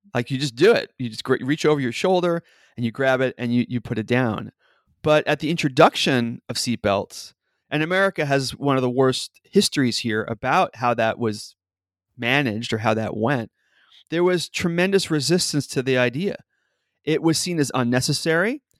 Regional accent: New York City, New York, United States; now in Seattle, United States; I live in Seattle, as you said, but I grew up in New York City

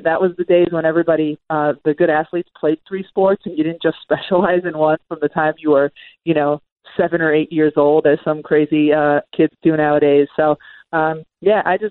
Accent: Massachusetts, United States; I grew up in Massachusetts, but right on the border of Connecticut

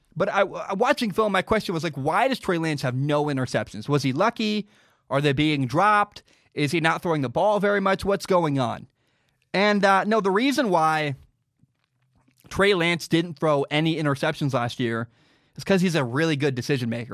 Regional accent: Portland, Oregon, United States; also born or lived in Washington; I'm from Portland, Oregon

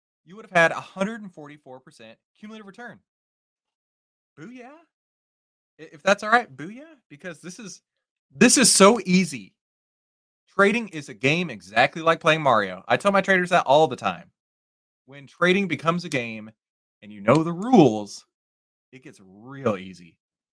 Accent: Texas, United States; I live born and raised in Texas

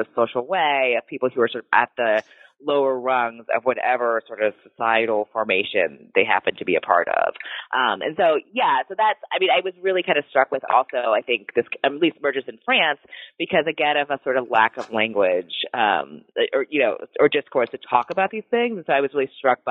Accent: United States; primarily as an American researcher.

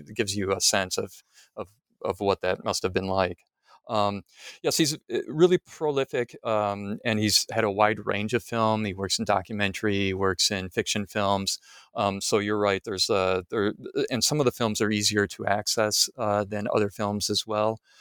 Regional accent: Midwest, United States; moved away; I'm from the Midwest, uh, United States

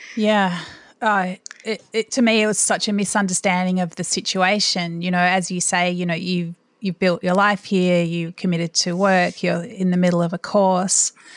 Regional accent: Australia; as an Australian

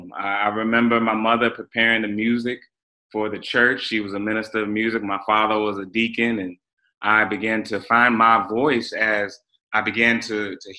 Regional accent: Raleigh, North Carolina, United States; I grew up in Raleigh, North Carolina. I'm a Southerner

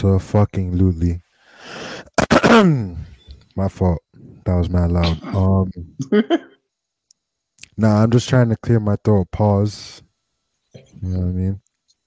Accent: Kendall, Florida, United States; we're from Kendall

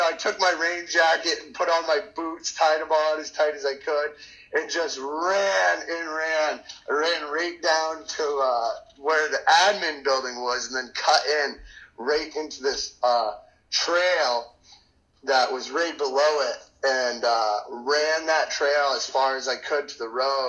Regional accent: Maine, United States; And growing up in Maine, it was easy for me to be acquainted to the area and the woods and survive and everything in general.

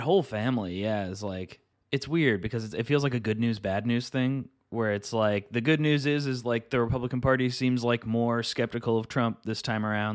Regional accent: Midwest, United States; I'm from the Midwest

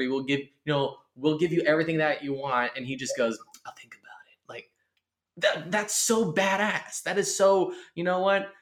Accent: California, United States; now in East Coast, United States; growing up in California, I mean, I had the Bay Area, I had

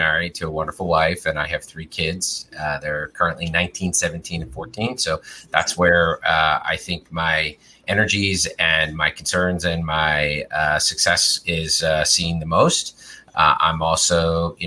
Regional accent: Philadelphia, Pennsylvania, United States; moved away as an adult; also born or lived in Boston / Honolulu, Hawaii / Los Angeles; now in Arizona, United States; I actually grew up in Philadelphia. So I'm from the Northeast

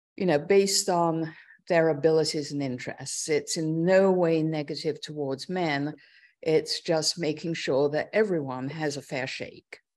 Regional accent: London, United Kingdom; moved away as an adult; also born or lived in Oxford; now in New York, United States; I was born in London, uh, Northwest London, and grew up there

